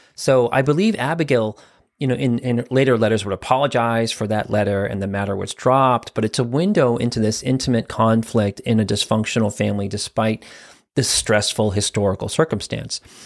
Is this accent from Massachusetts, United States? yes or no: yes; Quincy, Massachusetts, United States; also born or lived in Weymouth, Massachusetts; my hometown of Quincy, Massachusetts.